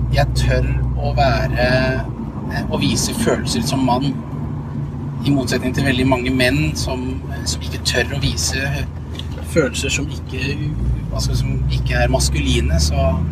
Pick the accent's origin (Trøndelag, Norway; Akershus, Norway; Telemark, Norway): Telemark, Norway; Langesund; moved away; also born or lived in Drammen; Jeg er oppvokst i Langesund